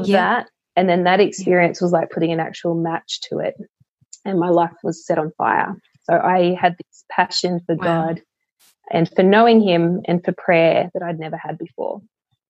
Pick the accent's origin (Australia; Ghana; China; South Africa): Australia; also born or lived in Queensland; I grew up in the Canberra Goulburn Diocese